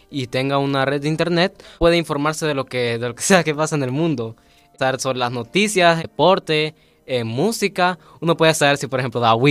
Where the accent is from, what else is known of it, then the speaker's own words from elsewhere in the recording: La Ceiba, Atlántida, Honduras; soy de Ceiba.